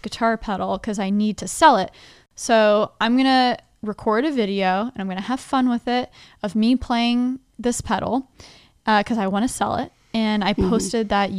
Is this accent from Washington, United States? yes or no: no; Dallas, Texas, United States; born or raised there; moved away as an adult; also born or lived in Nashville, Tennessee